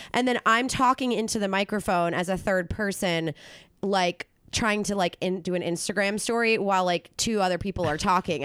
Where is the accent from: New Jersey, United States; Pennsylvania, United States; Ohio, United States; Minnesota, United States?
Pennsylvania, United States; Philadelphia; moved away; I grew up in Philly